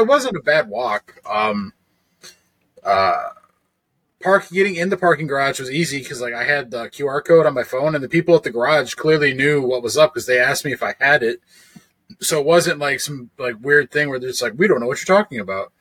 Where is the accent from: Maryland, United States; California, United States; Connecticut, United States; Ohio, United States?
Ohio, United States; me being from Ohio